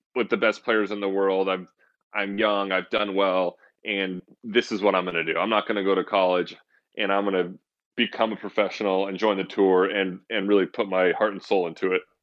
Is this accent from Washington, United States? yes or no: no; Santa Rosa, California, United States; I grew up in Northern California in a city called Santa Rosa